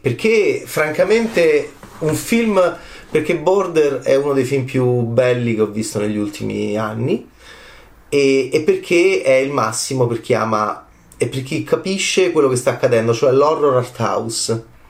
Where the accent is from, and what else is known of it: Italy